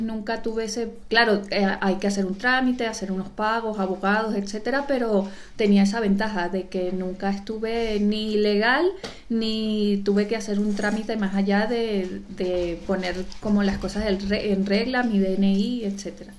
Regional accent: Venezuela; moved away as an adult; also born or lived in Panama; now in Spain; soy italiana y venezolana

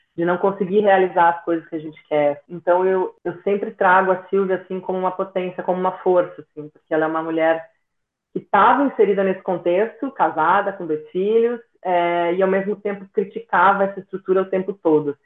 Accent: Nova Prata, Rio Grande do Sul, Brazil; moved away; em Nova Prata, né? Na cidade de onde eu venho

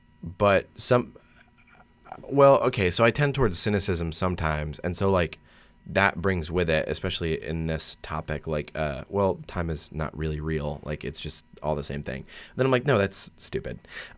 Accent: Massachusetts, United States; I mean, I'm from Massachusetts, so to go up for, what, 4 days, three days, it doesn't make sense.

